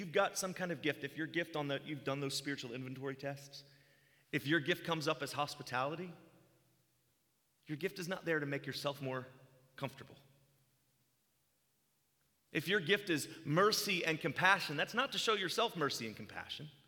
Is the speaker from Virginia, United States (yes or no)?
yes; Virginia Beach, Virginia, United States; moved away; I'm from Virginia Beach, which, if you don't know, that's where Pat Robertson is, CBN. In my community, we had a unicorn church.